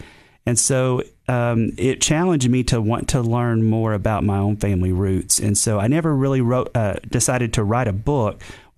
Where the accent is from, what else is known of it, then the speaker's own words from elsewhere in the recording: Tennessee, United States; accent: Eastern Tennessee; he was probably laughing at my Eastern Tennessee accent.